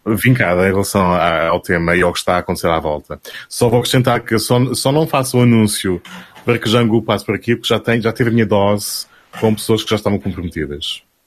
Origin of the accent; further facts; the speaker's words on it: Portugal; sou Tuga